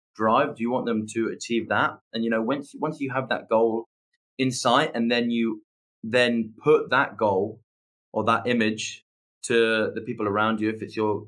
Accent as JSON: {"language": "English", "region": "England", "country": "United Kingdom", "said": "I'm English"}